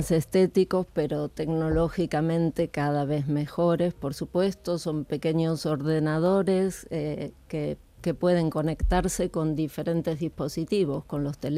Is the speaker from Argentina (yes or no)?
yes; Argentina; moved away as an adult; now in Spain; Argentina, pero hace 35 años que vivo aquí.